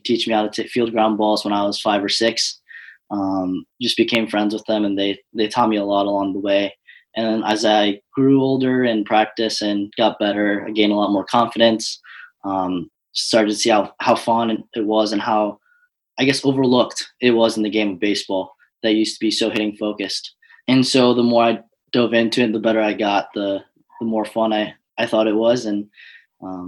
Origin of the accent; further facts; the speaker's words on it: Novi, Michigan, United States; now in Selinsgrove, United States; I'm originally, again, like you said, from Novi, Michigan, but I'm in Pennsylvania currently.